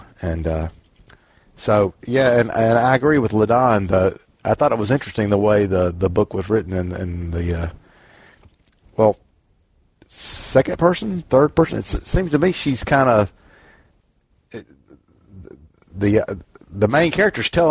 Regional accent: Jackson, Mississippi, United States; I grew up in the South in Jackson, Mississippi

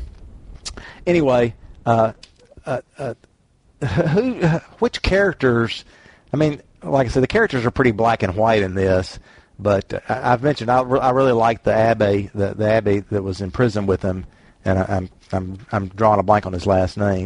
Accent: the South, United States; accent: Southern; my Southern accent

